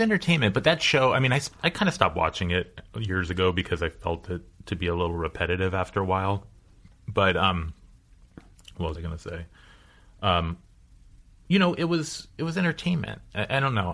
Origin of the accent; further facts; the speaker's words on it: Los Angeles, California, United States; I'm a lifer. I grew up in the Pacific Palisades